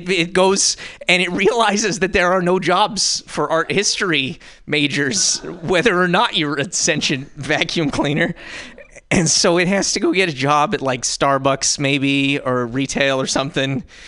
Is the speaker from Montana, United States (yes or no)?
yes; Montana, United States; now in San Francisco, United States; I'm from Montana, but I live in San Francisco.